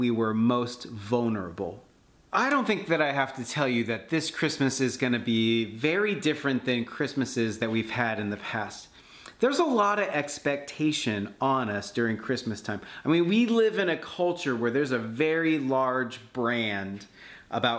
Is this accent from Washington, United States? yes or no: yes; Seattle, Washington, United States; I'm from Seattle